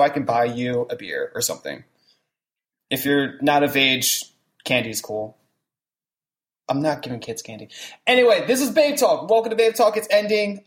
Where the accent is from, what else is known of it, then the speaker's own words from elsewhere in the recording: New Jersey, United States; I'm from the Southern Jersey region